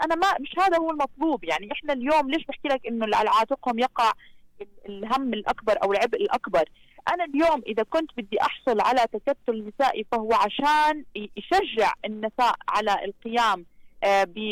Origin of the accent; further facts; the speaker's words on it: Jordan; عندنا في الاردن